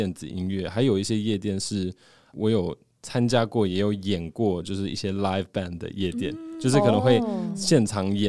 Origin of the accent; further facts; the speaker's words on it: Hong Kong; born there; 我我个人其实是在香港出生的，我我爸妈是在香港认识的，嗯、然后在那边就是等于说成家，嗯、对，所以其实香港也是个非常国际的地方